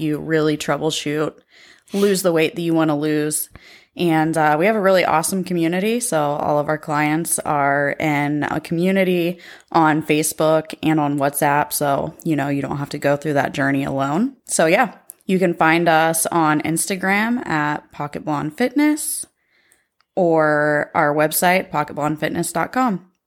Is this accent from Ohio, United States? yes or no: yes; Pickaway County, Ohio, United States; also born or lived in Columbus, Ohio; I grew up in Pickaway County